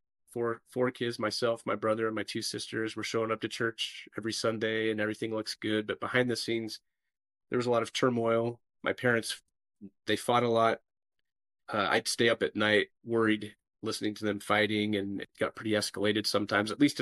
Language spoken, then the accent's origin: English; Burley, Idaho, United States; also born or lived in Seattle, Washington; now in Castle Rock, United States; I grew up in Idaho, if you're familiar with Burley, Idaho